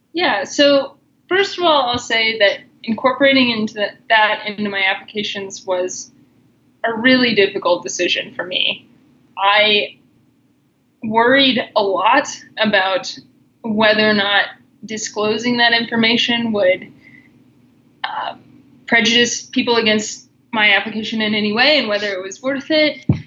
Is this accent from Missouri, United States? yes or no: yes; Missouri, United States; moved away as an adult; now in Colorado, United States; I grew up in Missouri, and then I've been out in Colorado for six years.